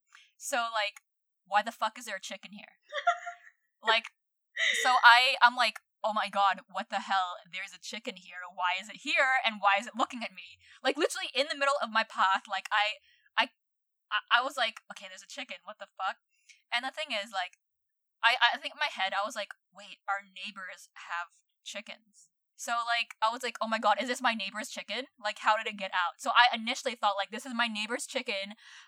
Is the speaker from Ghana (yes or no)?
no; Philippines; English is a second language; now in New Zealand; I'm like, okay, like, I'm a permanent resident here, but I still have a Filipino passport. I'm a Filipino.